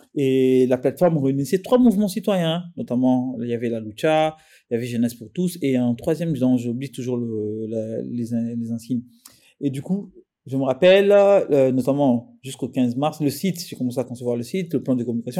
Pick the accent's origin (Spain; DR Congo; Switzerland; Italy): DR Congo; les Congolais que nous sommes